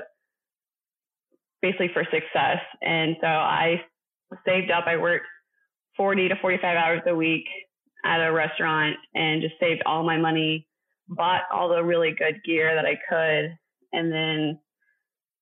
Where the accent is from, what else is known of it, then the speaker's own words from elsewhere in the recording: Round Rock, Texas, United States; I'm from Central Texas, been born and raised in a town just north of Austin called Round Rock